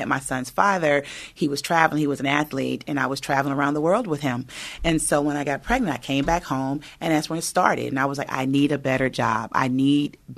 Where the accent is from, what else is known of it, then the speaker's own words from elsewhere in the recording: Inglewood, California, United States; I was raised in Inglewood